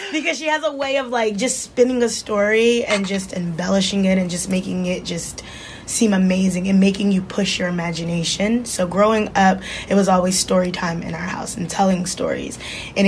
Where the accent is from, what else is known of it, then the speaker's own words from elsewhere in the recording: New Jersey, United States; moved away as an adult; now in Bay Area, United States; I'm originally from Jersey, born and raised